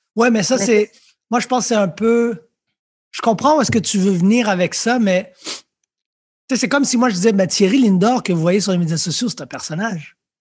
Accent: Montreal, Quebec, Canada; also born or lived in France; j'ai grandi à Lucien Pagé

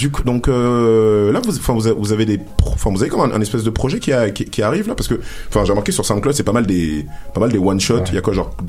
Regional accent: Rennes, Brittany, France; now in Montreal, Canada; Moi, je suis de Rennes.

